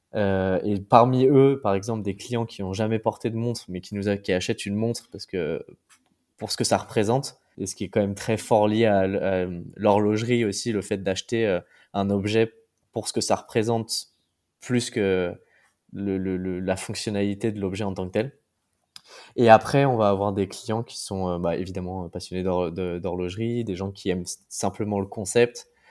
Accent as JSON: {"language": "French", "town": "Paris", "region": "Île-de-France", "country": "France", "moved": "as an adult", "lives_now": "Brussels, Belgium", "said": "je suis parisien, déménagé à Bruxelles"}